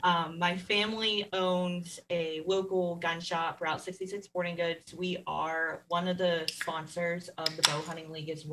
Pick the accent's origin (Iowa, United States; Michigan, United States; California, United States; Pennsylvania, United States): Pennsylvania, United States; Lucinda; I am from Lucinda, Pennsylvania. It's Western Pennsylvania. So basically, we are literally 2 hours between Erie and Pittsburgh. I'm just outside of Cook Forest. I'm outside of Allegheny National Forest.